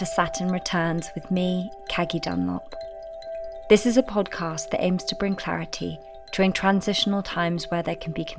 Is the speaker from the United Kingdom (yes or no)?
yes; London, United Kingdom; I grew up in Barnes, London with my mum, my brother and my dad.